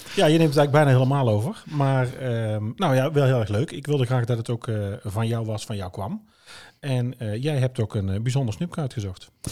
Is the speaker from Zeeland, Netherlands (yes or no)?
no; Oosterhout, North Brabant, Netherlands; accent: Brabant; also born or lived in Hulten; Geboren en getogen in Oosterhout